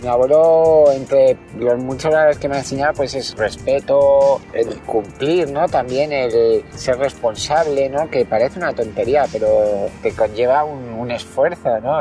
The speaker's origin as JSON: {"language": "Spanish", "town": "Madrid", "region": "Community of Madrid", "country": "Spain", "tie": "born or raised there", "said": "tengo 36 años y nací en Madrid"}